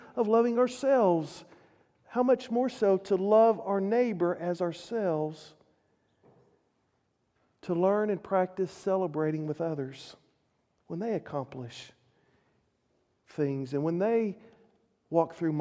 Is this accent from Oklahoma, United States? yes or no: yes; Oklahoma, United States; we're all from Oklahoma